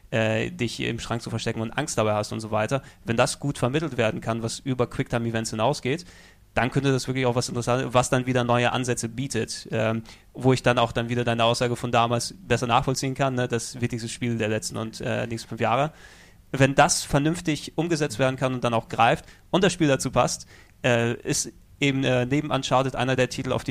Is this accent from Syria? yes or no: no; Greece; Natürlich als äh, Grieche bin ich der God of War-Serie sehr verbunden, wie sie mein kulturelles Erbe jedes Mal vergewaltigt auf der Konsole.